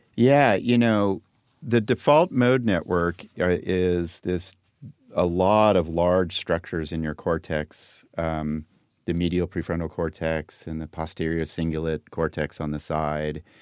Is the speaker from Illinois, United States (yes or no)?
no; Los Angeles, California, United States; when I was growing up in Laurel Canyon